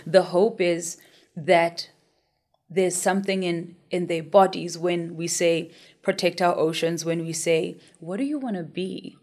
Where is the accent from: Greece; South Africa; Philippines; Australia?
South Africa; Soweto, Gauteng; I grew up in Soweto